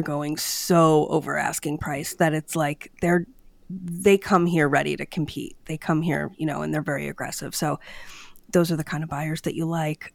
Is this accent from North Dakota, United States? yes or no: no; Downingtown, Pennsylvania, United States; my hometown of Downingtown